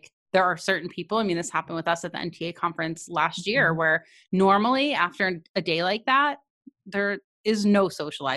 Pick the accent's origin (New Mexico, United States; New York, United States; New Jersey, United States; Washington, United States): New Jersey, United States; near Montclair; moved away; Montclair, New Jersey, which is near my hometown